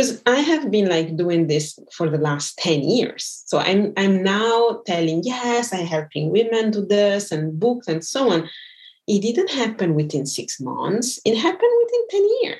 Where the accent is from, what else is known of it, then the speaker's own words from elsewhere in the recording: Brazil; I'm from Brazil